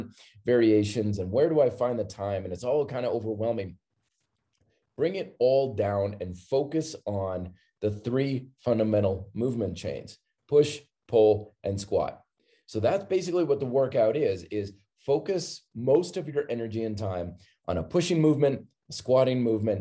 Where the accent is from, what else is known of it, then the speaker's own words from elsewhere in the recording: Vermont, United States; I grew up in Vermont